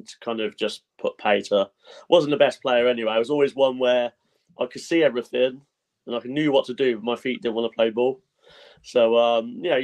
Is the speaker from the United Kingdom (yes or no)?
yes; Oxford, South East England, United Kingdom; I was born and raised in Oxford, so sort of all my life I've spent in Oxford